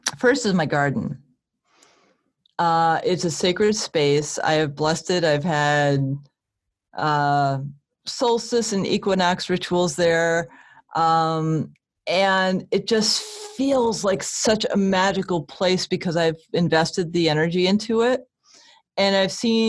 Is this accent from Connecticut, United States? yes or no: yes; Connecticut, United States; I grew up in Connecticut